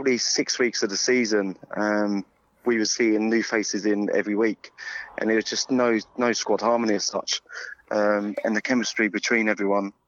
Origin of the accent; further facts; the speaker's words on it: Plymouth, South West England, United Kingdom; I come from Plymouth